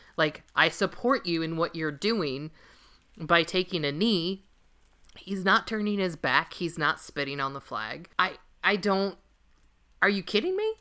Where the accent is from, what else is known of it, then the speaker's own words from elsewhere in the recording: Los Angeles, California, United States; now in Minnesota, United States; born and raised in Los Angeles